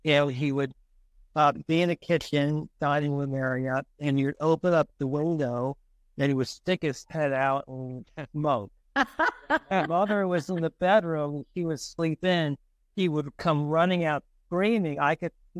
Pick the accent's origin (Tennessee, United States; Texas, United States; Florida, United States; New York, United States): New York, United States; New York City; now in Hoboken, United States; I grew up in the Bronx